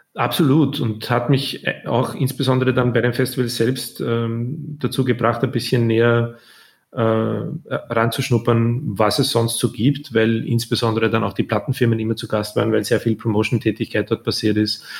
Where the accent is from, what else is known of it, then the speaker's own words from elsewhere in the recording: Austria; also born or lived in Vienna; als Österreicher in Deutschland